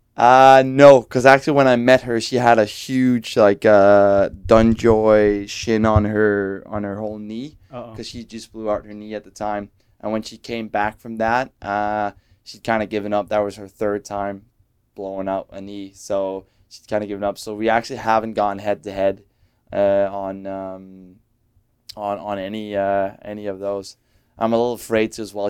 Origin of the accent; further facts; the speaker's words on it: Denmark; moved away as an adult; now in Vancouver, Canada; still see every time I'm back in Denmark